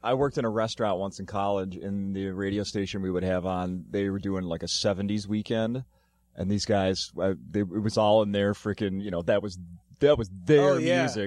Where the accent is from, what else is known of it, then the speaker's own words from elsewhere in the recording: St. Paul, Minnesota, United States; I grew up in St. Paul and went to elementary school in St. Paul.